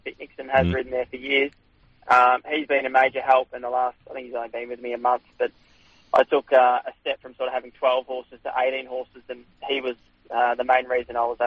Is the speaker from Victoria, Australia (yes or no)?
yes; Seymour, Victoria, Australia; I was born in Seymour. Basically, all my life there